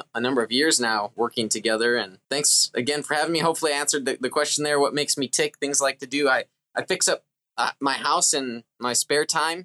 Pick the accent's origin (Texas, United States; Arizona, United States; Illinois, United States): Illinois, United States; Chicago; moved away as an adult; also born or lived in London, United Kingdom / Southern California; I'm originally from Chicago, born and raised in the Christian church